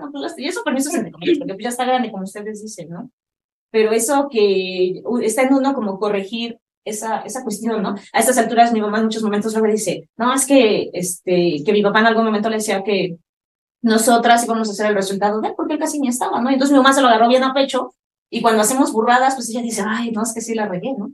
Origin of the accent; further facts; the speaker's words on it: Mexico; Yo soy mamá mexicana